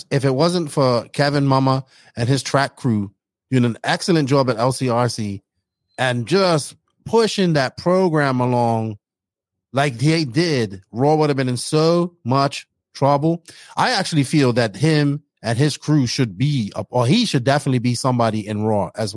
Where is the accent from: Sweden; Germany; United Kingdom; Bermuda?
Bermuda; moved away; I'm from Bermuda originally